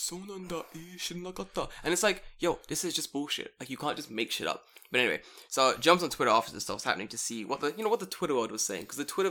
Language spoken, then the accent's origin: English; London, United Kingdom; moved away as an adult; now in Japan; I'm from London.